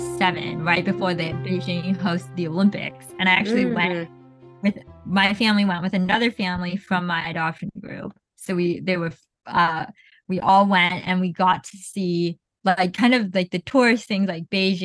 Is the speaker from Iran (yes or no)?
yes; Zanjan, Zanjan Province, Iran; It's like, I'm from Zanjan, which is, at the time, was a very pretty rural area.